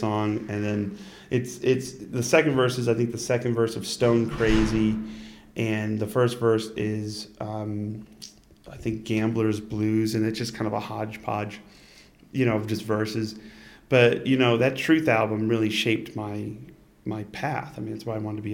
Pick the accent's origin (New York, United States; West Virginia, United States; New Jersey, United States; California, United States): New York, United States; Utica; born or raised there; moved away